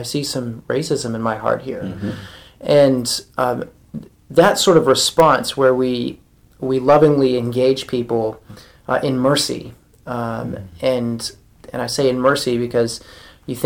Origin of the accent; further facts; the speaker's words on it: the South, United States; I grew up in the South